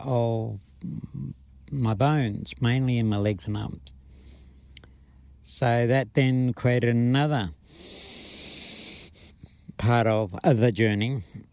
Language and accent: English; Charleville, Queensland, Australia; born there; they came up to where I was born in Charleville, Western Queensland, saw me and knew that they were going to care for me.